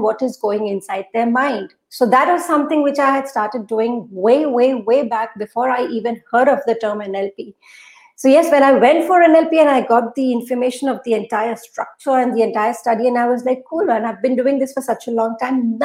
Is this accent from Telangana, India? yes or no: no; Assam, India; first language Urdu; English is a second language; moved away as an adult; also born or lived in Guwahati, India / Kolkata, India; now in Dubai, United Arab Emirates; I was born and brought up in Assam. In fact, till 2011, I've been in Assam. I've worked in Guwahati.